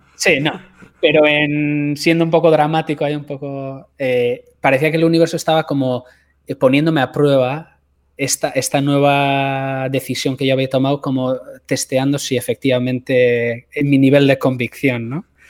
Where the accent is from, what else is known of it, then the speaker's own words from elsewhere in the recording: a village near San Sebastián, Basque Country, Spain; moved away as an adult; also born or lived in Los Angeles; la ciudad más cercana a mi pueblo, que es eh, Donostia, San Sebastián